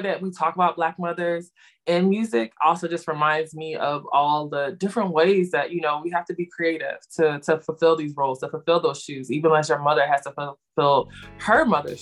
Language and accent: English; Philadelphia, Pennsylvania, United States; we're from Philly